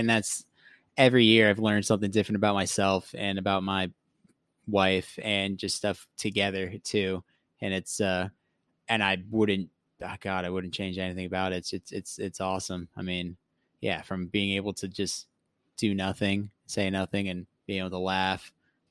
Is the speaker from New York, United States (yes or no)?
no; South Florida, United States; growing up in South Florida